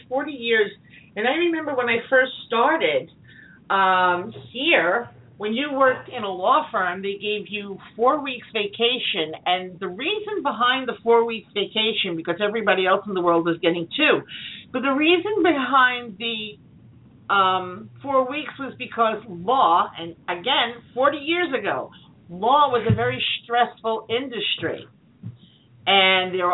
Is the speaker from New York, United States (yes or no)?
yes; New York, United States; also born or lived in Long Island; I'm a New Yorker, you know, and I wouldn't live anywhere else